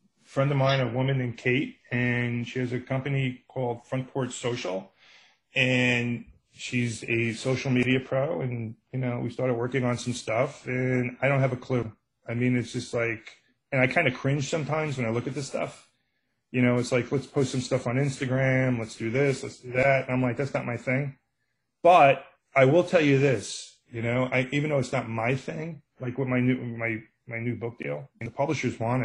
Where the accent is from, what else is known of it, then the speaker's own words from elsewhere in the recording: New York City, New York, United States; accent: Brooklyn; I'm a guy from Brooklyn, and I got a Brooklyn accent